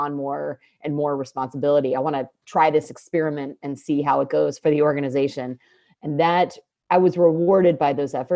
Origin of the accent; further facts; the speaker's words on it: United States; my brother and I growing up in the United States